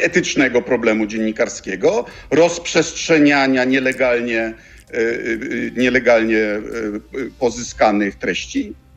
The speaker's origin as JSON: {"language": "Polish", "town": "Bydgoszcz", "region": "Kuyavian-Pomeranian Voivodeship", "country": "Poland", "tie": "born or raised there", "said": "jestem chłopakiem z podwórka z Bydgoszczy"}